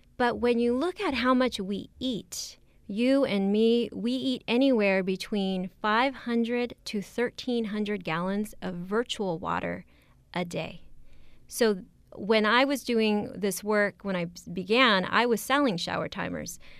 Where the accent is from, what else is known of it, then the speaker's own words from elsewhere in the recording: Oxnard, California, United States; I come from Oxnard, California.